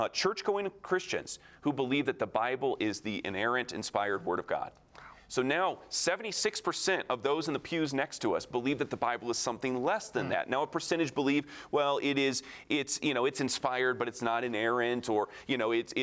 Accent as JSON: {"language": "English", "area": "near Lake Michigan", "region": "Midwest", "country": "United States", "tie": "born or raised there", "said": "I grew up near Lake Michigan"}